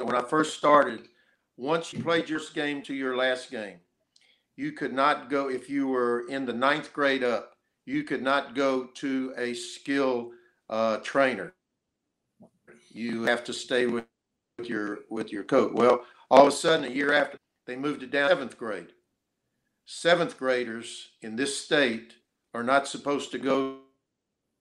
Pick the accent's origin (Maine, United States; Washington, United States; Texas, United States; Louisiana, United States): Texas, United States; now in Alabama, United States; I come from Texas